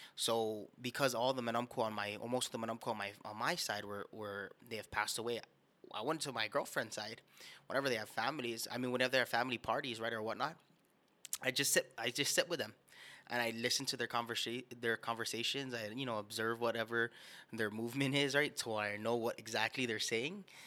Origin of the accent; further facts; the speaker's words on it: Guam; Born and raised on the island of Guam